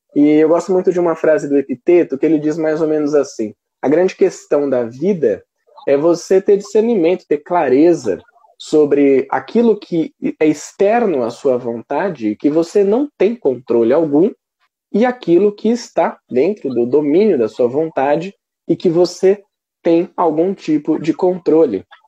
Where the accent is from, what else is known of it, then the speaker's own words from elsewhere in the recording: Brazil; nós, como brasileiros